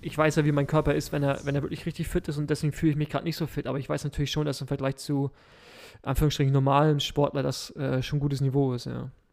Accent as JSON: {"language": "German", "region": "Berlin", "country": "Germany", "said": "als Berliner"}